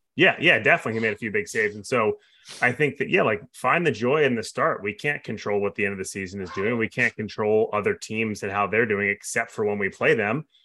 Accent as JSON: {"language": "English", "region": "New York", "country": "United States", "tie": "born or raised there", "said": "I grew up in New York"}